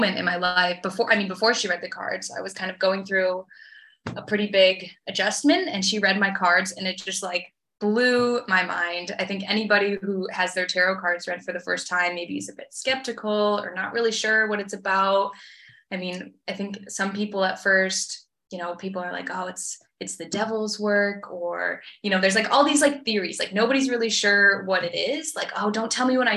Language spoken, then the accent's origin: English; Petoskey, Michigan, United States; moved away as an adult; also born or lived in New Zealand; now in Austria; I'm originally from Petoskey, originally from a small town in Michigan.